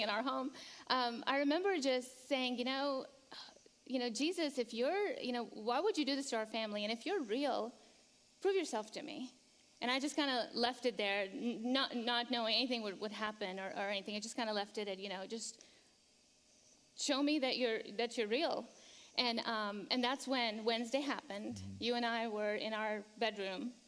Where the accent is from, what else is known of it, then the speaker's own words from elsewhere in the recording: Kuwait; now in Charlotte, United States; So we grew up in Kuwait. You know, our parents. Uh, immigrated from uh, from Pakistan, and uh, we, the, you know, mom and dad just kind of set their roots in in uh, in Kuwait, and uh, we were all born there